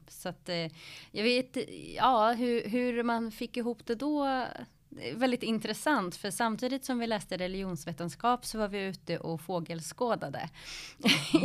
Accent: Stockholm, Stockholm County, Sweden; born or raised there; also born or lived in Flemingsberg

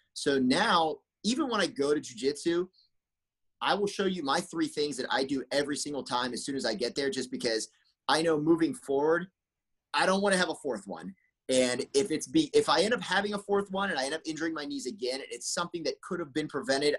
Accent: Pennsylvania, United States; moved away as an adult; also born or lived in San Jose, California; now in Bay Area, United States; I grew up back in Pennsylvania when I was five years old

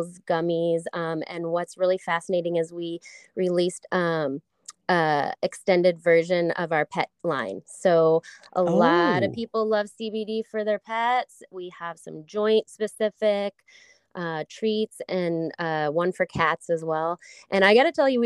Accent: St. Louis, Missouri, United States; moved away as an adult; also born or lived in Colorado; I grew up in St. Louis

